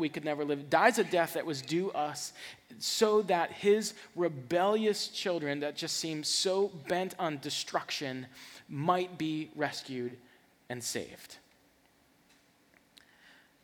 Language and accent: English; the South, United States; I'm from the South